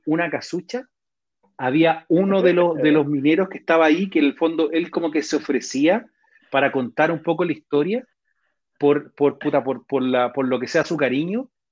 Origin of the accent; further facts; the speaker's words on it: Chile; nosotros como chilenos